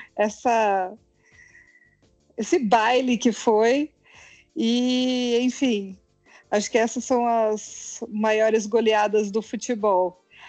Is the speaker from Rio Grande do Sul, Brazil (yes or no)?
no; São Paulo, Brazil; now in Brasília, Brazil; sou de São Paulo, mas estou morando em Brasília